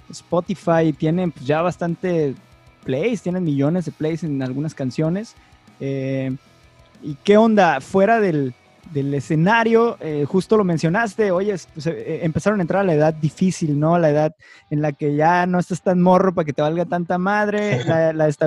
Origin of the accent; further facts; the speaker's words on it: Tijuana, Baja California, Mexico; ya tengo 10 años acá. Como decimos en Tijuana